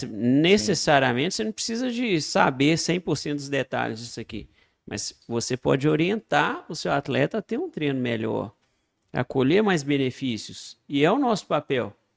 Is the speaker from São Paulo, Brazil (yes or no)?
no; Itabira, Minas Gerais, Brazil; lá de Itabira, minha cidade natal